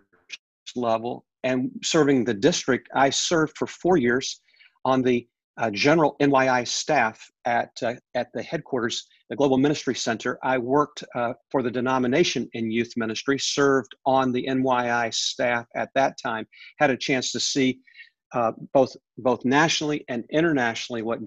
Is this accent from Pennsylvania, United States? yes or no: yes; Pennsylvania, United States; I grew up there from my teenage years. I grew up in a church in Pennsylvania.